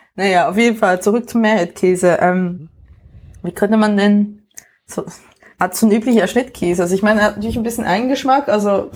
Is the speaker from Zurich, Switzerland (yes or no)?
no; near Worb, Emmental, Bern, Switzerland; moved away; so neben Worp ähm, und also quasi auch in der Nähe, wo ich aufgewachsen bin